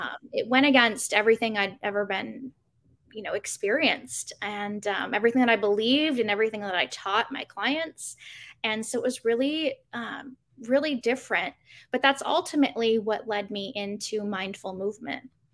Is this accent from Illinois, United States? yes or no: no; Arizona, United States; Growing up in Arizona, there are pools everywhere